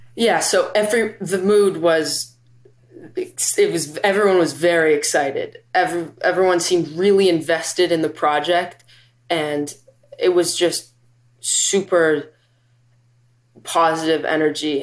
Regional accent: Vancouver, British Columbia, Canada; I am from Vancouver, B C

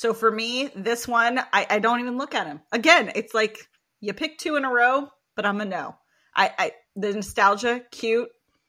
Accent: West Coast, United States; So I grew up on the West Coast.

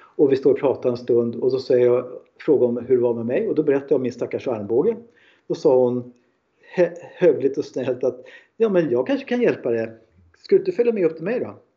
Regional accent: Stockholm, Stockholm County, Sweden; Jag är en man från Stockholm

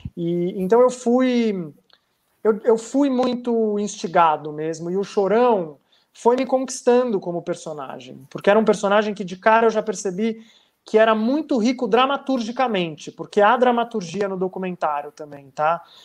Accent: Santos, São Paulo, Brazil; moved away as an adult; eu já estava em São Paulo, cresci em Santos

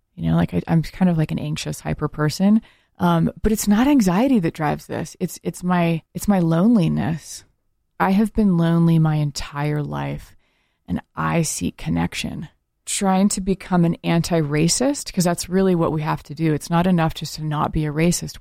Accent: rural Oregon, United States; I grew up in a all white town, like rural Oregon

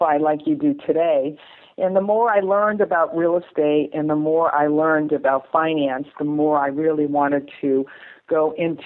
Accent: New England, Massachusetts, United States; moved away as an adult; now in Thousand Oaks, United States; I grew up in New England and Massachusetts

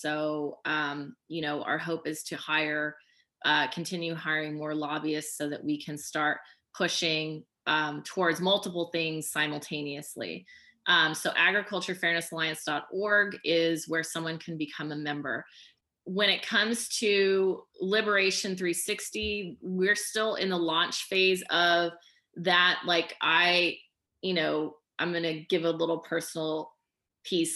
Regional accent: Oklahoma, United States; moved away; I grew up in Oklahoma too

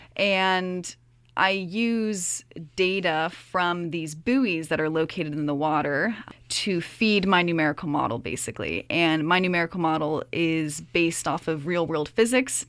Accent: Virginia, United States; moved away as an adult; also born or lived in Toronto, Ontario, Canada; now in Kingston, Canada; when I was three, my whole family moved down to Virginia. So, Virginia is actually where I grew up

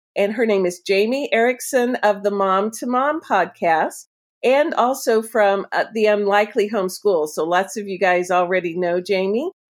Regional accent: Florida, United States; moved away; I'm a, originally a Florida person myself

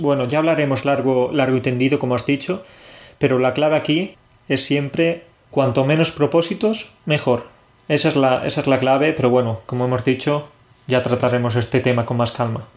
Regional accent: Spain; now in Poland; los españoles mezclamos las bebidas porque, claro, nosotros tenemos algo muy típico

